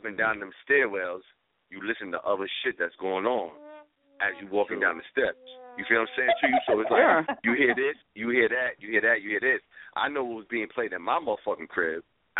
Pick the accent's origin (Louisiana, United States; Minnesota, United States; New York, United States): New York, United States; Bronx; I'm born and raised in the South Bronx, yo.